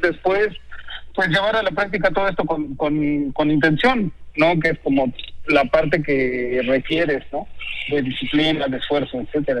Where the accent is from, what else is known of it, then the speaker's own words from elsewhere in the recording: Uruapan, Michoacán, Mexico; now in Mexico City, Mexico; yo soy de Michoacán, nací en Uruapan.